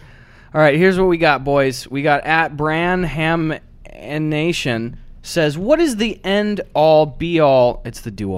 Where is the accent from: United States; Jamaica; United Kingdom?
United States; Wisconsin; moved away; we're back home, and Wisconsin